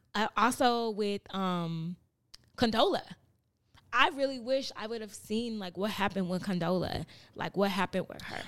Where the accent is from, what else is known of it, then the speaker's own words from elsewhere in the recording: Chicago, Illinois, United States; now in Los Angeles, United States; I'm from, I grew up in Chatham, in Chicago